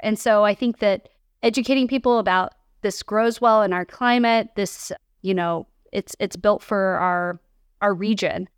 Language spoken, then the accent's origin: English; Kansas City, Missouri, United States; now in St. Louis, United States; I grew up in Kansas City, and my mom owns a restaurant over there